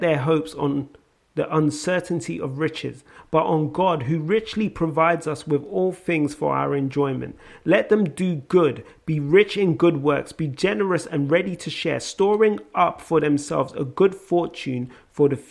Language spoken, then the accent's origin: English; London, United Kingdom; accent: South London; my South London accent